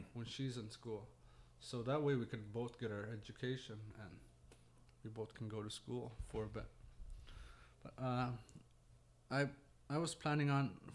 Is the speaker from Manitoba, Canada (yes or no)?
no; Pangnirtung, Nunavut, Canada; also born or lived in Iqaluit, Nunavut / Ontario; I was born down there, but I grew up here in Pang. Been here all my life except for 4 years.